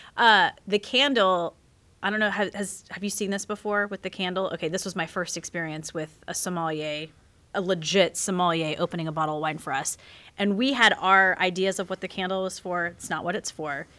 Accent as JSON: {"language": "English", "region": "South Carolina", "country": "United States", "said": "I'm that redneck from South Carolina"}